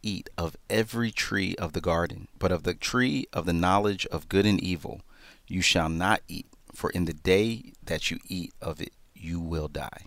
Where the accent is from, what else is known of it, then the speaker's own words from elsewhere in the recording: Philadelphia, Pennsylvania, United States; I'm from Philly